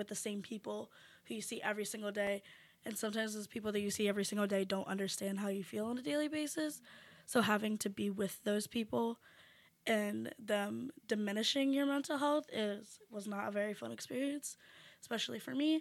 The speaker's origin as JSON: {"language": "English", "region": "Pennsylvania", "country": "United States", "moved": "yes"}